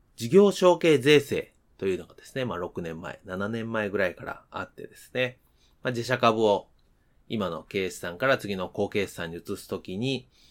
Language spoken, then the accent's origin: Japanese; Kansai, Japan; moved away; 出身が関西